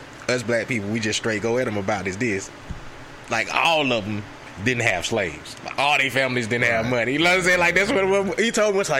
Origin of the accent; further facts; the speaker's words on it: the South, United States; We're from the South